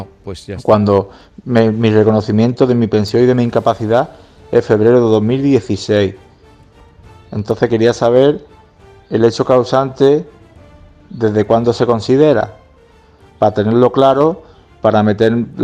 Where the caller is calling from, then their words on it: Málaga, Andalusia, Spain; de Málaga.